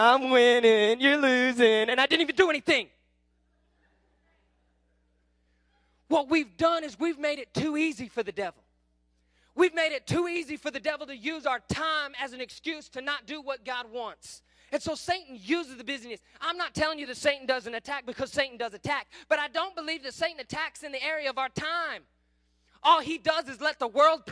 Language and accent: English; Kingfisher, Oklahoma, United States; I grew up in Kingfisher